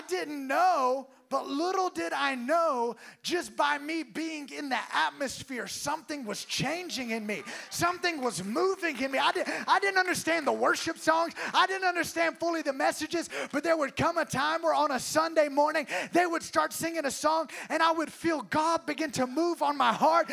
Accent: Alabama, United States; I was from Alabama where football's what you do.

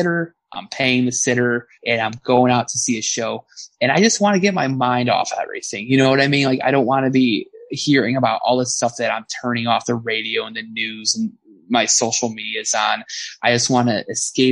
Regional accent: Berwyn, Illinois, United States; So my hometown, that's where I grew up

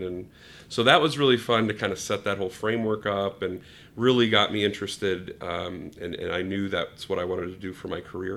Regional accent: New Hampshire, United States; moved away as an adult; now in Chicago, United States; I was living in New Hampshire on okay. the East Coast, um, and then came out here for school

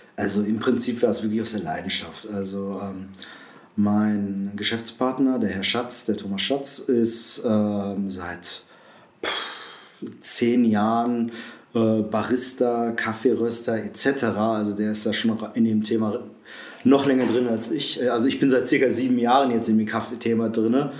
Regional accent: Essen, North Rhine-Westphalia, Germany; moved away as an adult; now in Aschersleben, Germany; komme gebürtig aus dem Ruhrpott, aus Essen

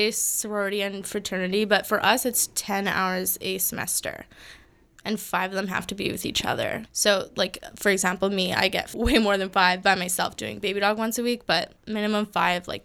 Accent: Yellowknife, Northwest Territories, Canada; moved away as an adult; now in Victoria, Canada; I'm going to be moving to my hometown and now which is which is Yellowknife, Northwest Territories.

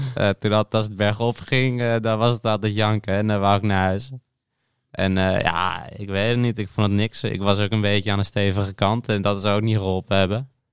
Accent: Alkmaar, North Holland, Netherlands; Ik kom uit Alkmaar en ik ben 16

